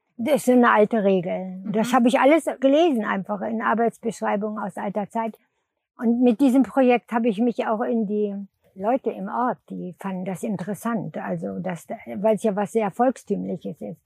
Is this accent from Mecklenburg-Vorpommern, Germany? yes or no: no; Lüneburg Heath, Lower Saxony, Germany; bin ich auf dem Bauernhof, wo die Eltern hingeflüchtet sind, groß geworden in der Lüneburger Heide